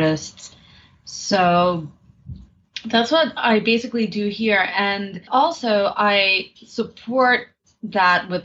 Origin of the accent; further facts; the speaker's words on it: New York City, New York, United States; I am from New York City, born and raised